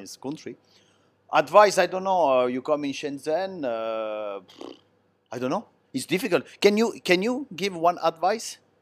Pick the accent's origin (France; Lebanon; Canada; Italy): Italy; English is a second language; now in China; Italian, they speak with their hand